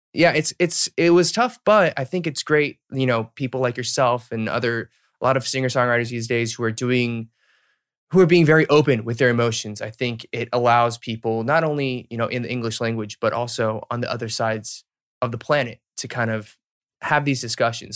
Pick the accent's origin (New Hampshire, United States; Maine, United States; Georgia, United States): Georgia, United States; Marietta; moved away as an adult; also born or lived in Duluth, Georgia / Alpharetta, Georgia / Boston; I was born and raised there, so, like, from zero to eighteen